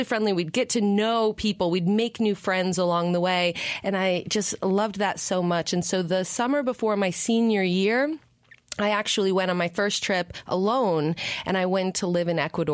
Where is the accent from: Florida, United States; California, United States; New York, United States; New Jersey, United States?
New York, United States; I grew up in New York